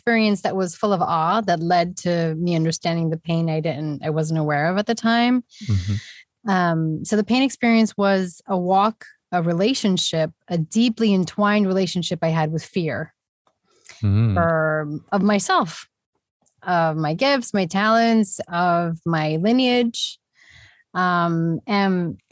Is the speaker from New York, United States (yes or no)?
yes; New York, United States; also born or lived in Puerto Rico; I grew up in the mainland of New York and also back and forth to the island of Puerto Rico